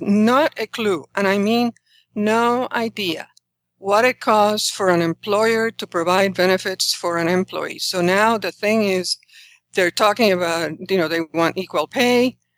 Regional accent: Puerto Rico; moved away as an adult; when I was growing up in Puerto Rico, it was in the nineteen sixties

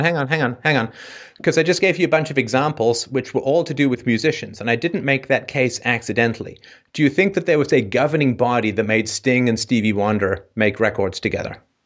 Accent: England, United Kingdom; moved away; grew up in a somewhat, somewhat dicey neighborhood in England

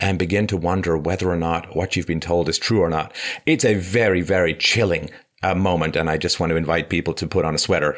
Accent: London, United Kingdom; also born or lived in Ireland; I mean, I grew up I was born in Ireland, but I grew up in London.

